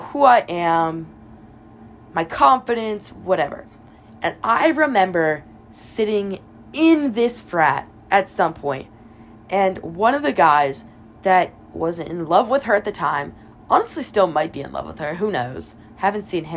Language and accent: English; Pennsylvania, United States; moved away as an adult; now in Alabama, United States; I'm from Pennsylvania